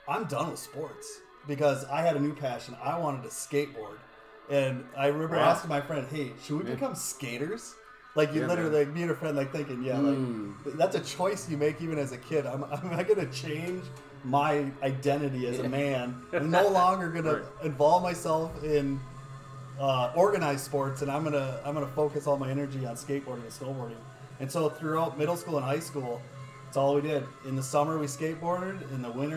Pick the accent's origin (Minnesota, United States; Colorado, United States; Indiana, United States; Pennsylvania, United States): Minnesota, United States; born or raised there